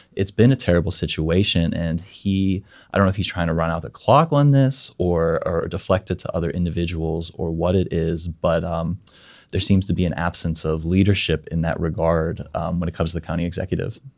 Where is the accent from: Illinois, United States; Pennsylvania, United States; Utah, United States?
Pennsylvania, United States; Mon Valley; I grew up in the Mon Valley